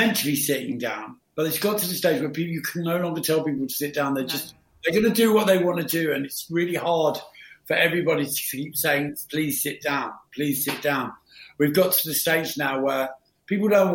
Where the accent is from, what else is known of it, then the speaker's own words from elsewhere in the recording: London, United Kingdom; also born or lived in Pimlico; I was born in Pimlico, but grew up in Battersea. So we moved to Battersea when I was like 7, I think, or 8